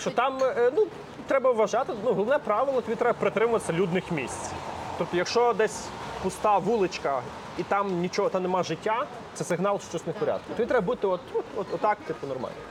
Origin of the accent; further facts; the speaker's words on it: Lviv, Lviv Oblast, Ukraine; я сам зі Львова